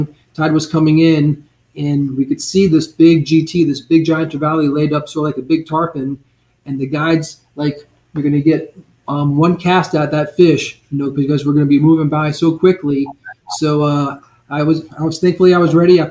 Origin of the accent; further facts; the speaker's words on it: Blue Ridge Mountains, United States; now in Southwest Florida, United States; I grew up fishing in the Blue Ridge Mountains